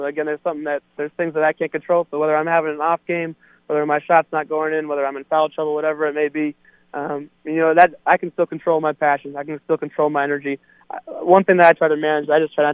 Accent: Minneapolis, Minnesota, United States; moved away; in my hometown, in the home of the Vikings, U.S. Bank Stadium

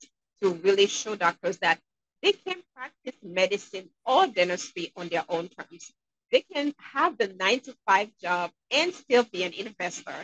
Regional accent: Haiti; now in Manchester, New Hampshire, United States; I'm originally from Haiti. And growing up there

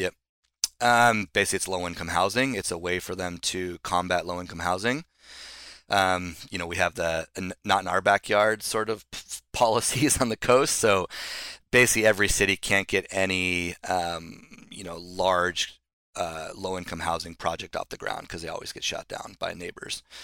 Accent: Solana Beach, California, United States; also born or lived in Los Angeles / New York; I grew up in Solana Beach

